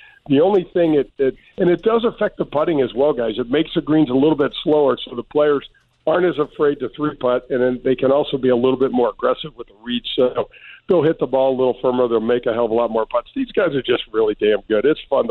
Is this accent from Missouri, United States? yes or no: yes; St. Louis, Missouri, United States; I grew up in North County.